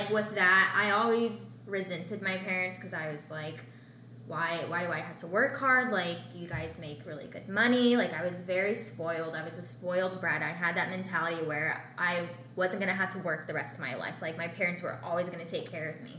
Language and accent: English; Russellville, Arkansas, United States; moved away; also born or lived in Florida; I grew up in Arkansas with my parents, in a very, very small town